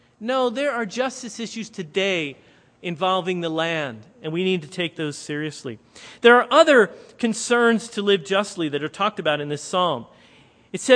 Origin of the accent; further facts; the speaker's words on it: Lancaster County, Pennsylvania, United States; moved away; We're here in Lancaster County